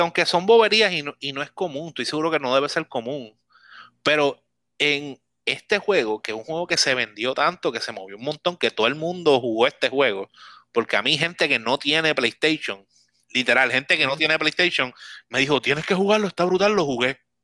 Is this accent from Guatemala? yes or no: no; Puerto Rico; yo soy puertorriqueño